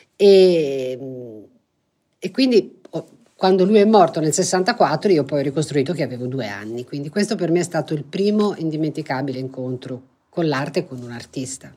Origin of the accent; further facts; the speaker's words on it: Florence, Tuscany, Italy; essendo fiorentina